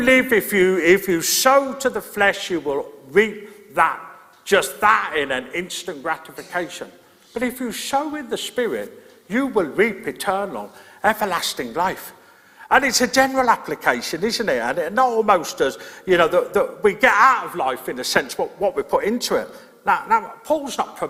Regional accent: Birmingham, West Midlands, United Kingdom; moved away; I grew up in Birmingham

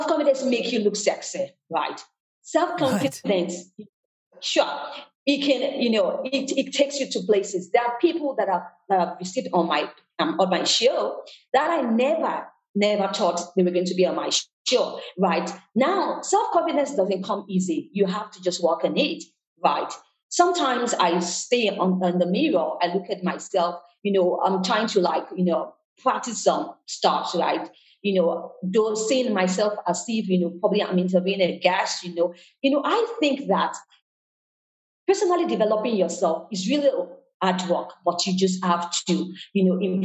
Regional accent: Nigeria; moved away as an adult; also born or lived in Canada / New York / Lagos; I was born in Nigeria, West Africa

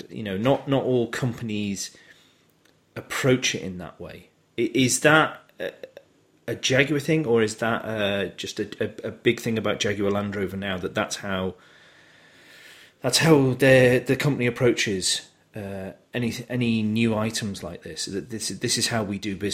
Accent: United Kingdom; we're British

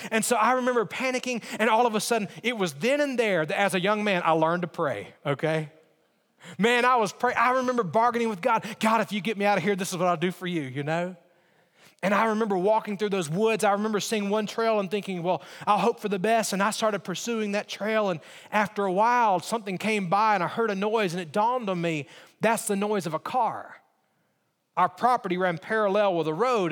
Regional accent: Alabama, United States; I grew up in Alabama

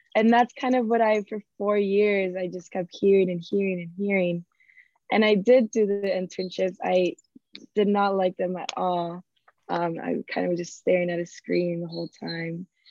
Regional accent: Miami, Florida, United States; moved away as an adult; also born or lived in New York; I was born and raised in Miami

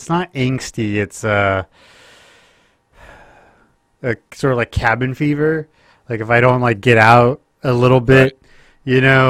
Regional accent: Stillwater, Oklahoma, United States; And I grew up in Stillwater.

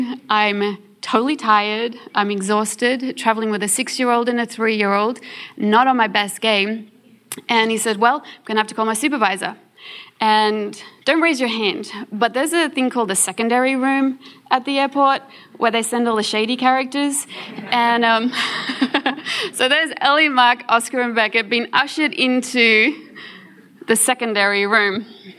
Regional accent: South Africa; born there; The rest of us, well, I'm born in South Africa, but I'm on an Australian passport. I'm an Australian citizen.

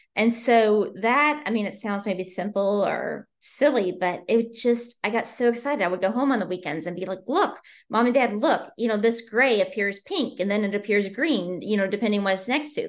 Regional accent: Southern Indiana, United States; moved away as an adult; also born or lived in Bloomington, Indiana; now in Maryland, United States; I'm originally from Southern Indiana, and I grew up there

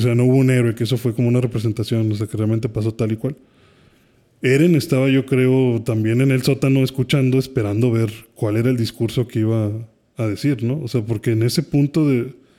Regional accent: Mexico; Como mexicanos

